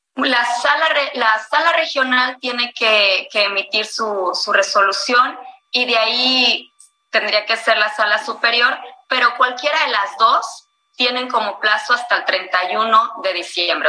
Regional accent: Mexico

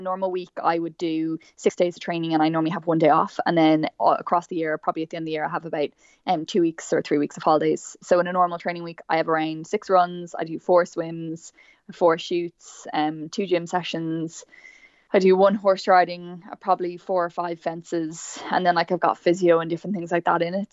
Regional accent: Meath, Leinster, Ireland; So I'm from Meath originally

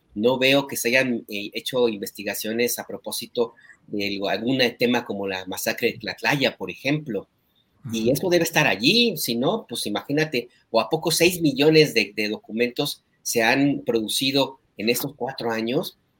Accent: Jalisco, Mexico; moved away; mi tierra, ahí en Jalisco

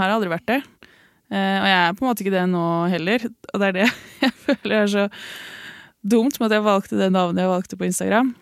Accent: Lillehammer, Innlandet, Norway; also born or lived in Oslo / Ås, Akershus; Jeg er født i Oslo. Mm. Oppvokst på Ås i Akershus, eller Viken, da. Mm. Og så flytta jeg til Lillehammer da jeg begynte i fjerde klasse, så jeg føler meg egentlig litt som lillehamring

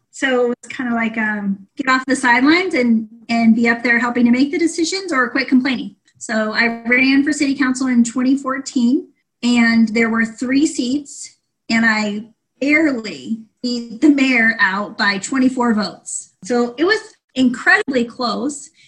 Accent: Ukiah, California, United States; I'm born and raised in Ukiah

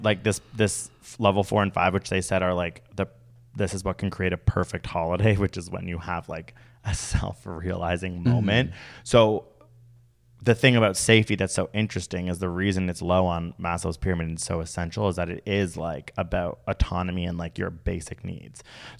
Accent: Toronto, Ontario, Canada; Being like, oh my God, I'm so stressed with the TTC getting to and from my work because I'm from Toronto.

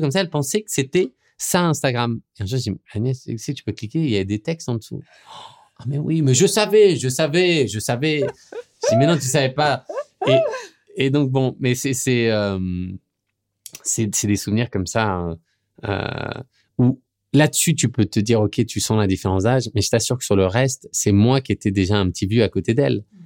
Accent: France; moved away as an adult; now in New York, United States; je suis français

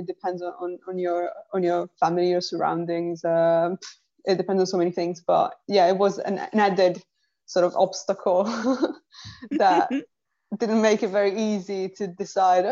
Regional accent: Sardinia, Italy; moved away; It's Italy, but it's not mainland. It's Sardinia, which is an island

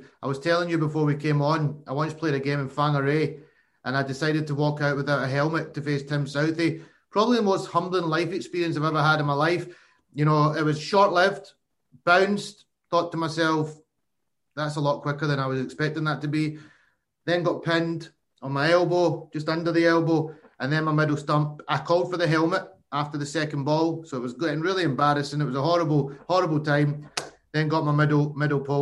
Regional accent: Glasgow, Scotland, United Kingdom; I'm from Glasgow

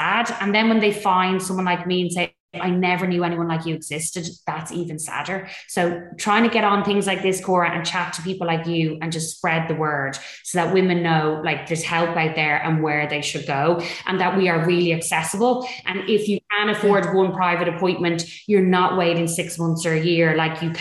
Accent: Dublin, Leinster, Ireland; So I'm North Dublin representing. The posh part of the north side, they say I'm from Clontarf

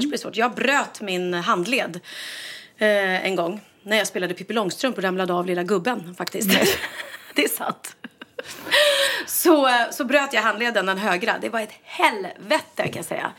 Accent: Sweden; jag är svensk

